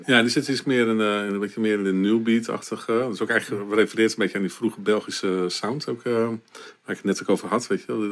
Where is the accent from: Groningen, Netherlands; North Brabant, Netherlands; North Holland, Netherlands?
Groningen, Netherlands; Winschoten; ik ben geboren in Winschoten